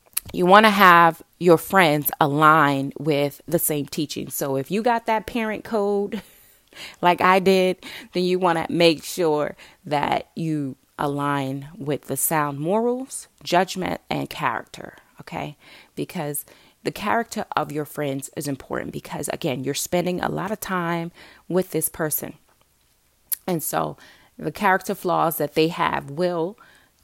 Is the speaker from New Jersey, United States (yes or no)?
yes; Newark, New Jersey, United States; I grew up in Newark, New Jersey